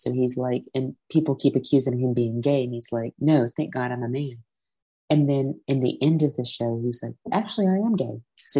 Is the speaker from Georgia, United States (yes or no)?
yes; Atlanta, Georgia, United States; I'm from Atlanta, Georgia